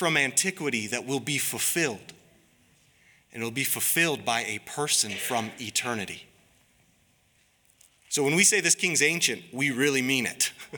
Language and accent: English; Harlem, United States; moved away; I'm from Harlem